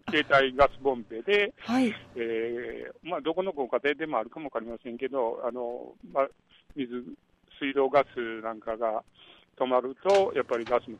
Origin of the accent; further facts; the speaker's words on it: Kyoto, Japan; 私の地元の新八小学校で、